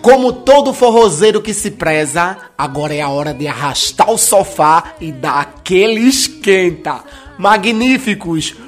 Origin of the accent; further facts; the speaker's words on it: Recife, Pernambuco, Brazil; Que luxo na minha terra. Na, na nossa terra